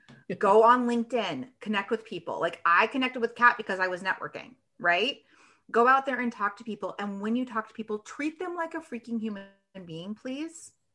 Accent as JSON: {"language": "English", "region": "Washington", "country": "United States", "tie": "born or raised there", "moved": "yes", "lives_now": "Michigan, United States", "said": "I am actually in Michigan. I grew up in Washington State."}